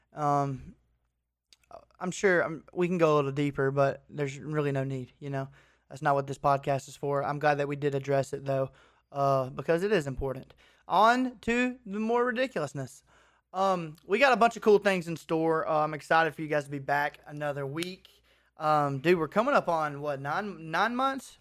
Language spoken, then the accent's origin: English; Clanton, Alabama, United States; my hometown, Clanton